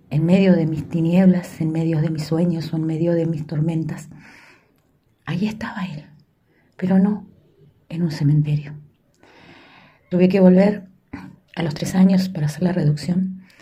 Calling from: Montevideo, Uruguay; desde el país de Uruguay, eh, la ciudad de Montevideo, les saluda.

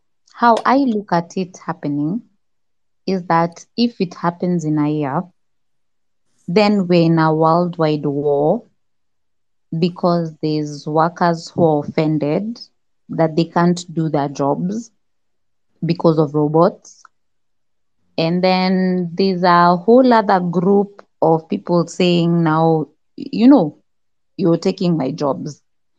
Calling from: Nairobi, Kenya; I'm talking from Nairobi, Kenya.

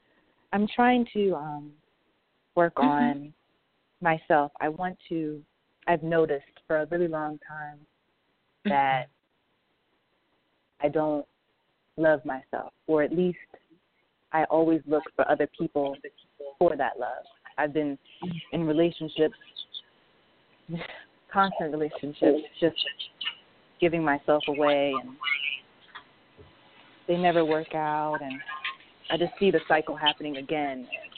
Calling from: Maryland, United States; I'm calling from Maryland.

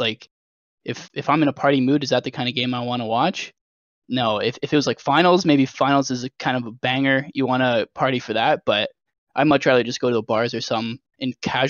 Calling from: London, Ontario, Canada; London, Ontario, Canada.

